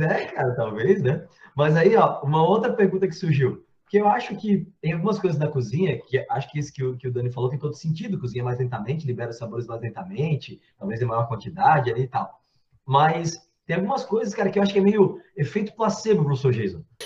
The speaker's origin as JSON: {"language": "Portuguese", "town": "Blumenau", "region": "Santa Catarina", "country": "Brazil", "said": "eu sou de Blumenau"}